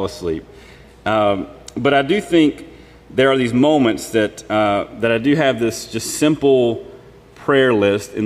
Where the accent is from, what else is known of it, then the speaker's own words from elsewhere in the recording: Mississippi Delta, United States; I'm from the Mississippi Delta, so it doesn't really snow or ice all that often